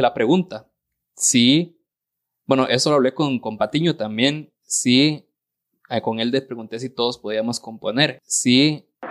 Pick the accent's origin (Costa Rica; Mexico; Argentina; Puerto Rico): Costa Rica; accent: tico; yo digo la, la, R como tico y la voy a seguir diciendo así